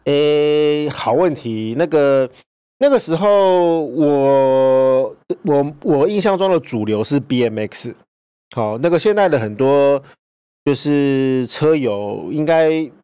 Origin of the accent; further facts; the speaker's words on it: Hualien, Hualien County, Taiwan; 我就是花莲的代表